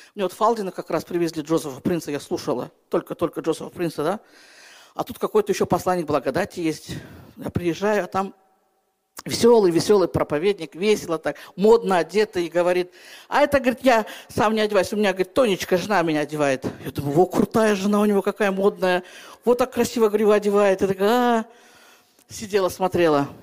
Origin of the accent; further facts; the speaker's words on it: Kyrgyzstan; Я сама из Киргизии